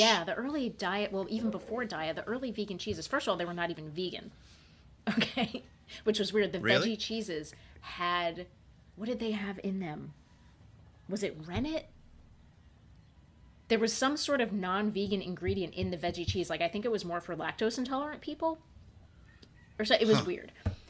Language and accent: English; New York, United States; now in Puerto Rico; this is Puerto Rico. I'm from New York.